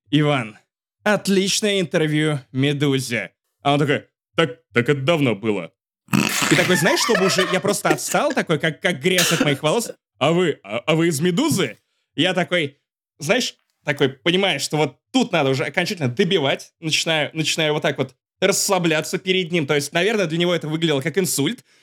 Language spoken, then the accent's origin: Russian; Riga, Latvia; я чернь из Риги, тусую с э, вечерним Урган